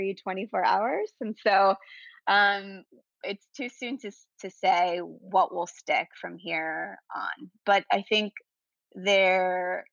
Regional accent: Venezuela; now in New York City, United States; I'm originally from South America, Venezuela.

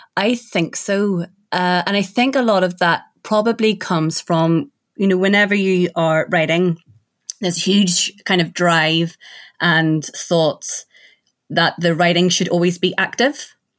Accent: Ireland; I'm from Ireland

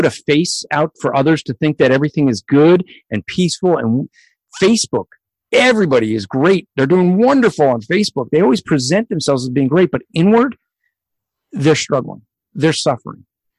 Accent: New Jersey, United States; I already said I was from Jersey.

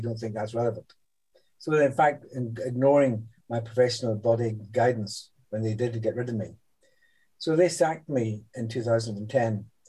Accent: Northern Ireland, United Kingdom; also born or lived in New Delhi, India; now in London, United Kingdom; I was born a few years later in New Delhi. And a few years later after that, my parents came to settle in Northern Ireland, where I grew up. And so I was educated in Northern Ireland. I went to Queen's University in Belfast.

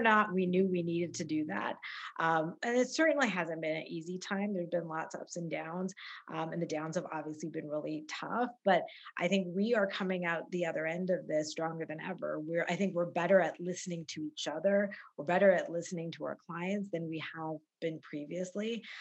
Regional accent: Calgary, Alberta, Canada; I grew up in Calgary

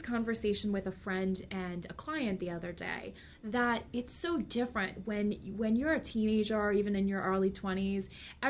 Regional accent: Totowa, New Jersey, United States; I grew up in North Jersey.

